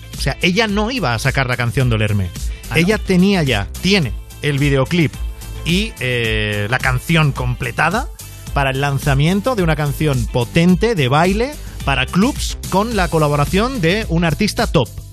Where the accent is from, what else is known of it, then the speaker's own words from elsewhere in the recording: Mollet del Vallès, Catalonia, Spain; yo que soy de Mollet, además de al lado de Sabadell